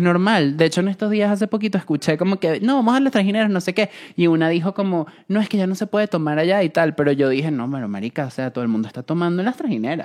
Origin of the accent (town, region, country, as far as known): Venezuela; moved away